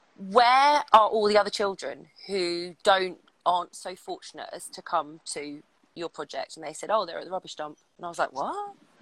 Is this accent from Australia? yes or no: no; London, United Kingdom; I'm from London and I used to be a celebrity reporter.